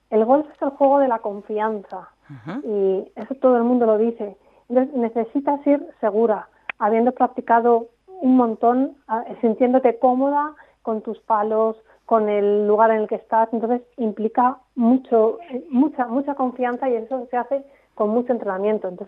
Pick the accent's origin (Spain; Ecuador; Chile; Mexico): Spain; Castile and León; accent: Segovian; así hablando con gente de península ya es más difícil, me sale mi acento de verdad.